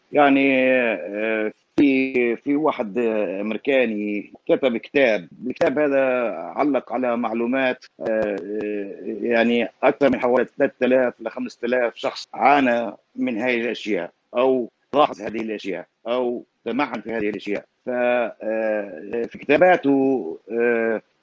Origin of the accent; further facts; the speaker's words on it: Palestine; accent: Palestinian; انا لهجتي فلسطينيه